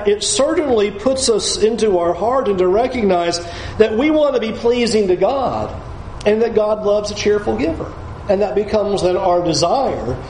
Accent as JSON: {"language": "English", "town": "San Diego", "region": "California", "country": "United States", "tie": "born or raised there", "moved": "yes", "said": "as a kid growing up in San Diego"}